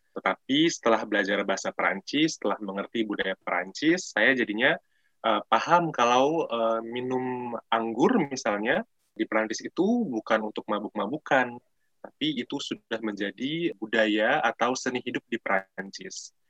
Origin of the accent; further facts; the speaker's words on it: Jakarta, Indonesia; accent: bahasa Jakarta; first language Indonesian; Saya orang Jakarta